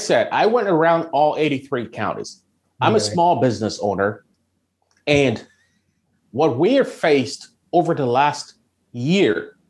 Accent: Grand Rapids, Michigan, United States; I'm from West Michigan, from Grand Rapids. Mark 17 is my local station. And I love my country. I'm a veteran and I love my state. I've been to all 83 counties in Michigan.

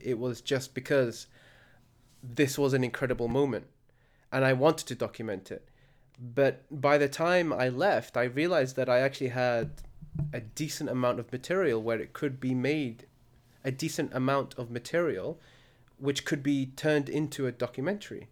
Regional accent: Al Khums, Murqub, Libya; my hometown of Al Khums

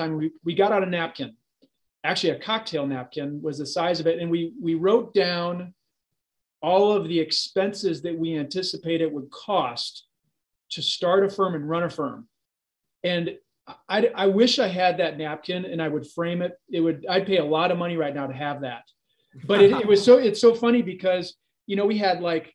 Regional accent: St. Louis, Missouri, United States; So I grew up here in St. Louis, grew up specifically in Baldwin. Homegrown here and educated here in St. Louis as well

